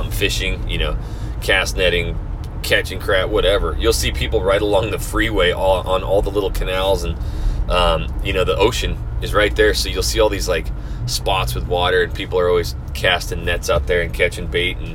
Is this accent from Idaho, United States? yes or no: yes; Idaho, United States; now in Kingwood, Houston, United States; I come from Idaho. I come from cold weather. I come from snow.